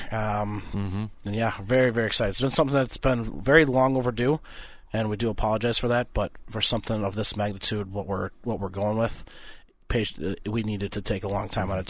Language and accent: English; Minnesota, United States; I'm I'm Minnesotan.